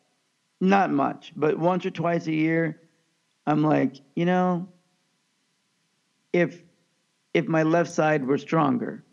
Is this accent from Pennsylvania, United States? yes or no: no; Kansas, United States; also born or lived in Pakistan; of Pakistani birth, and I grew up in Kansas